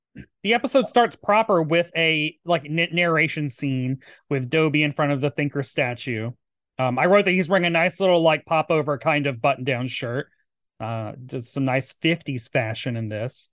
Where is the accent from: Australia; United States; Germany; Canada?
United States; Tennessee; moved away; Tennessee, my home state